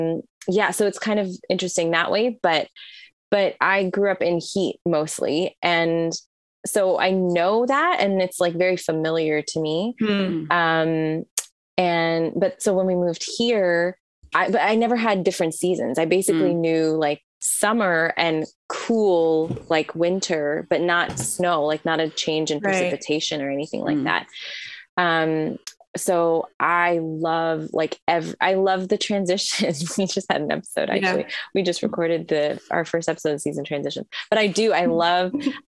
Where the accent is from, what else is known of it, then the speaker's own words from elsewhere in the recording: India; born there; also born or lived in Middle East; So I was born in India, and then I grew up till I was about almost 12. I lived in the Middle East